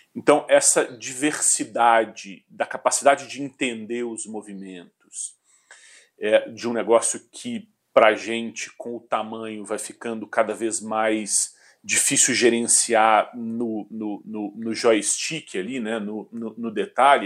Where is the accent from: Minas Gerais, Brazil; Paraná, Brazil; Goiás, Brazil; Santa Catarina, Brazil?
Minas Gerais, Brazil; Belo Horizonte; also born or lived in Porto Alegre, Rio Grande do Sul / Rio de Janeiro / England / São Paulo; sou mineiro de adoção, é. É, nascido em Porto Alegre, na verdade. Ah, sou gaúcho, é, a família toda é gaúcha. É, antes de vir para Belo Horizonte, eu morei no Rio de Janeiro por cinco anos